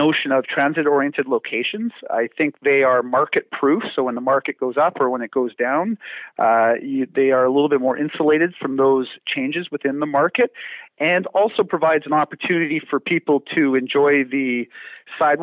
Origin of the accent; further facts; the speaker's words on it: Vancouver, British Columbia, Canada; I am born and raised in Metro Vancouver.